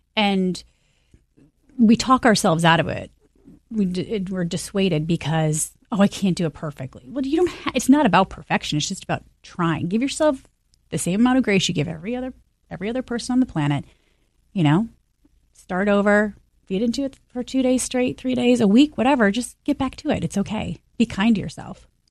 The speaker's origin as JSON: {"language": "English", "region": "Michigan", "country": "United States", "moved": "yes", "said": "I'm from Michigan"}